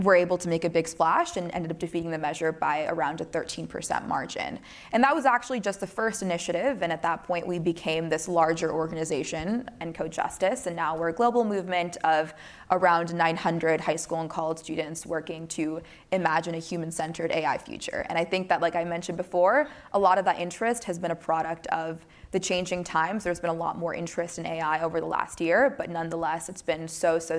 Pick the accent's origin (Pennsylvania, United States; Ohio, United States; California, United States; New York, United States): California, United States; my home state of California